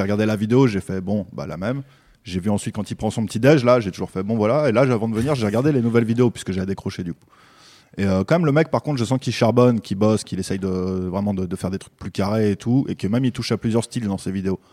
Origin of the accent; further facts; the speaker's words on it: Belgium; now in France; je suis naturalisé français, je suis belge à la base.